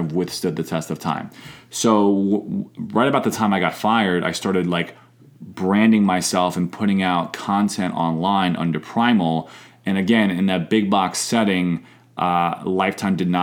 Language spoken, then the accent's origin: English; New York, United States; moved away as an adult; also born or lived in St. Louis, Missouri; my first job actually at 16 years old in New York, back where I'm from, was folding towels in the local gym